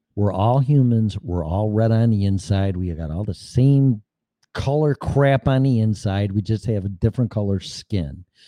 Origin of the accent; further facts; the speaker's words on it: Chicago, Illinois, United States; I'm from Chicago